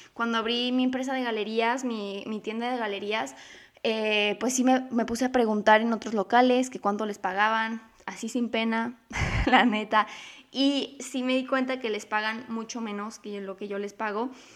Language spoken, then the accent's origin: Spanish; Mexico; mi país, que es México